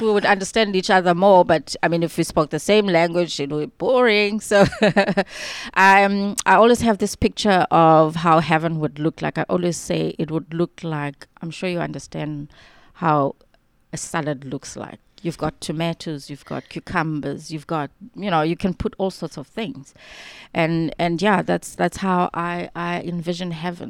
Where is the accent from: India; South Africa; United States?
South Africa; East London, Eastern Cape; moved away as an adult; now in Cape Town, South Africa; I actually grew up in a township called Mtansane, just outside of East London.